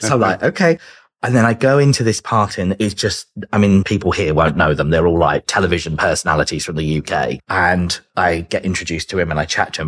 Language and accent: English; Chichester, South East England, United Kingdom; accent: British; moved away as an adult; also born or lived in London; now in Los Angeles, United States; I'm originally from a place called Chichester in West Sussex